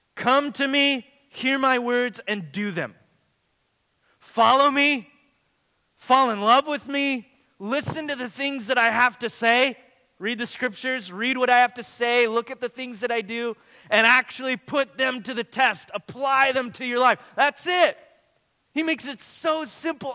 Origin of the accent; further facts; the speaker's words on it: Watsonville, California, United States; my hometown where I lived and grew up